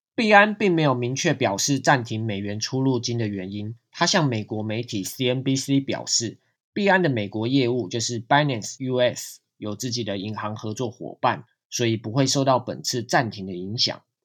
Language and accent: Chinese; Taiwan; 对于我们台湾人来说，就是银行跨国电汇的管道暂时关闭